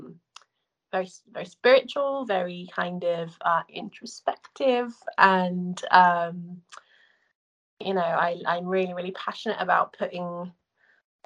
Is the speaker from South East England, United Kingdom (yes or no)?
yes; Guildford, South East England, United Kingdom; moved away as an adult; now in United States; I'm from Guildford